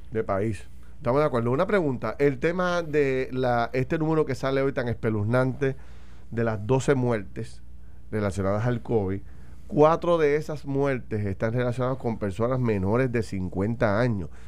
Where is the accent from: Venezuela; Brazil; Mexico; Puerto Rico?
Puerto Rico; como puertorriqueños